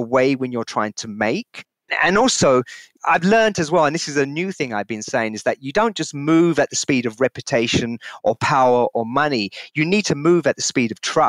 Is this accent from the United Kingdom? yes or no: yes; London, United Kingdom; my early years of growing up in London